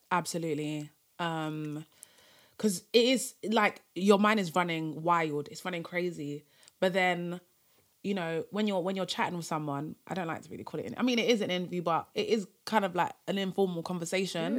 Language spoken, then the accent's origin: English; Cameroon; I'm from Cameroon, um, Francophone, African country